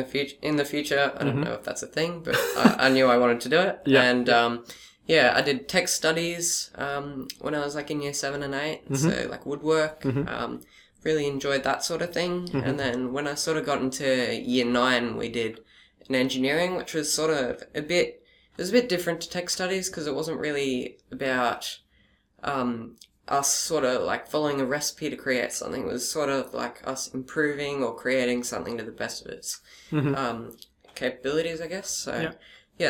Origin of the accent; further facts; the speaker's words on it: Gold Coast, Queensland, Australia; also born or lived in Brisbane / Caboolture / Redcliffe; I moved to the Gold Coast, and I've been at Hillcrest